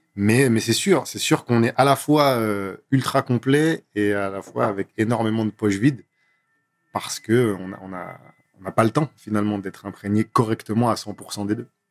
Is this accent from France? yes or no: yes; Grenoble, Auvergne-Rhône-Alpes, France; moved away as an adult; also born or lived in Nantes; now in Paris, France; je suis né à Grenoble. Donc euh, Grenoble, pour ceux qui ne voient pas, c'est en dessous de Lyon, entre, entre Lyon et, et Montélimar. Mm-hmm. Euh, j'ai grandi là-bas, j'ai passé 19 ans de ma vie là-bas